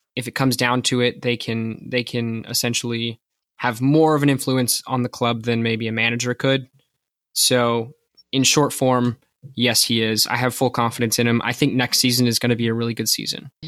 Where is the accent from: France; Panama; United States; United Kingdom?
United States; as an American